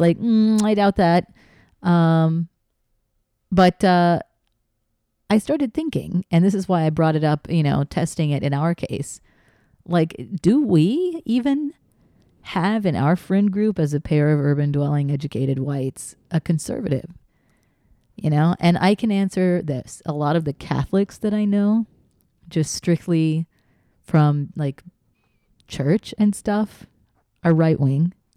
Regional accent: Texas, United States; growing up in Texas

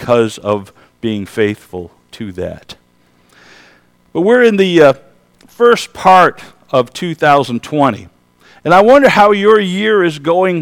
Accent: Kenwood Heights, New York, United States; I was raised in the Alliance Church in Kenwood Heights, New York. That's a little west of here, actually.

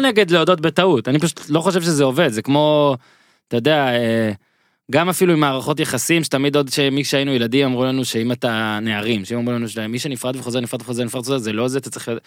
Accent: Israel

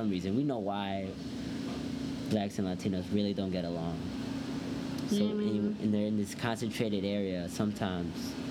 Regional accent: Elgin, Illinois, United States; grew up in Elgin, moved, we moved three times. We just little in the, on the east side of Elgin. Three times, just moved three different places.

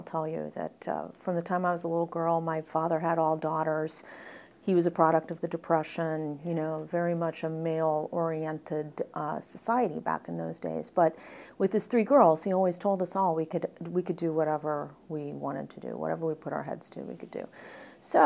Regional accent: Midwest, United States; moved away as an adult; also born or lived in New York; I grew up in the Midwest, so I stuck close to home

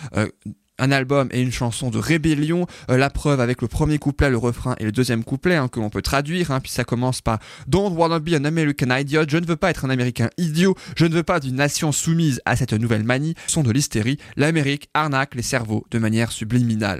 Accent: France; chez nous en France

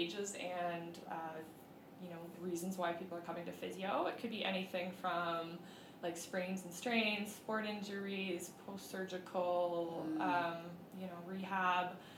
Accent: Vancouver, British Columbia, Canada; I grew up in Vancouver

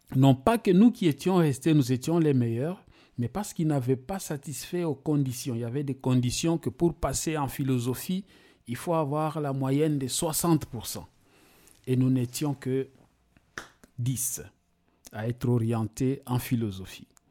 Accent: DR Congo; also born or lived in Kamina, Katanga / Kalemie / Ilebo, Kasai; now in Switzerland; je suis né en République démocratique du Congo, à Kamina, dans la province euh, du Katanga.

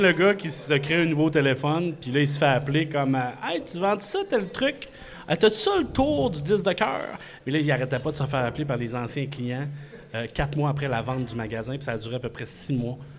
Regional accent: Quebec City, Quebec, Canada; je viens de Québec

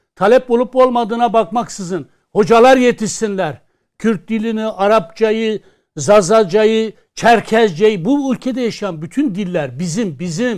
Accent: Kurdish regions, Turkey; ben Kürdüm. Ben şu an Kürtçemi rahatlıkla konuşamıyorum

